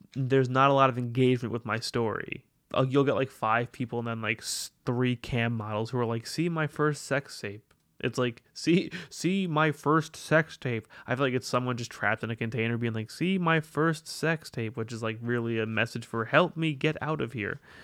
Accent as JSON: {"language": "English", "town": "New York City", "region": "New York", "country": "United States", "said": "I'm a New Yorker"}